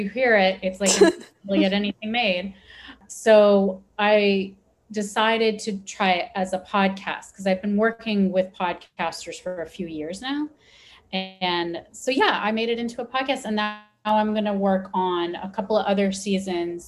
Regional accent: United States; first language Persian; English is a second language; my family comes from Iran. So that was my first language, even though I was born and raised in America.

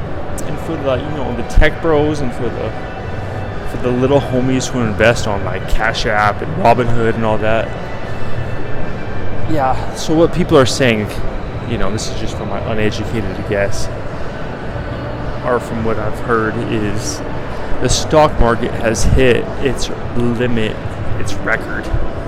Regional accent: Denver, Colorado, United States; now in Las Vegas, United States; And I'm from Denver, dog.

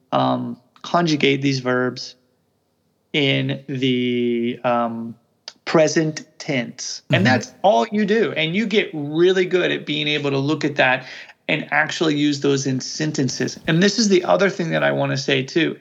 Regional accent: Midwest of the United States, United States; first language English; I'm from the Midwest of the United States

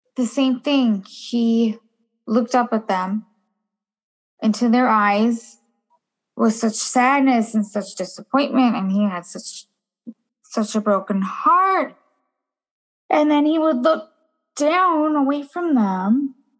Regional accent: Minnesota, United States; also born or lived in California; I was born and raised in uh, well, was I was raised in Minnesota. I was born in California

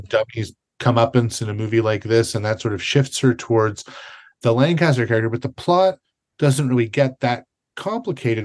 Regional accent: Canada; I'm a Canadian

